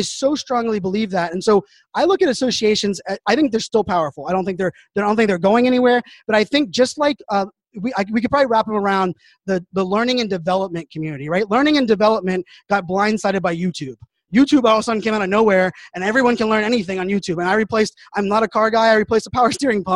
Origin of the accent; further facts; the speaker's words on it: Pittsburgh, Pennsylvania, United States; I grew up in Pittsburgh, Pennsylvania